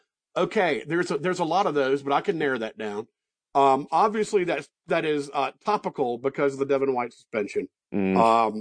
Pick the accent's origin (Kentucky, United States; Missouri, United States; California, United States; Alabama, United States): Alabama, United States; Mobile; moved away as an adult; also born or lived in Guatemala / Tuscaloosa, Alabama / Oxford, Mississippi; now in Santa Fe, United States; my hometown of Mobile, Alabama.